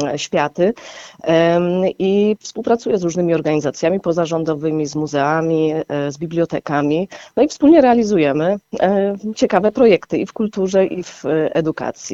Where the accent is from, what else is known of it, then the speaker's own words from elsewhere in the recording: Gliwice, Silesian Voivodeship, Poland; pochodzę z Łabęd, tak? Ja tam e, się po prostu wychowywałam